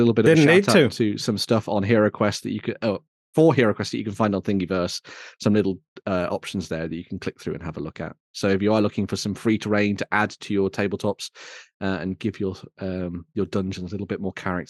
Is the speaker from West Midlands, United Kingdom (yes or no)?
yes; West Midlands, United Kingdom; I'm from the West Midlands